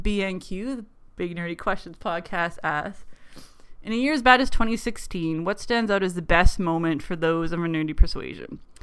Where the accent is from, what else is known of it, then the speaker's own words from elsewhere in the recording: Canada; accent: weird Canadian; probably my accent, how I pick up words like pop and bar and boat and pants and just have a really weird Canadian accent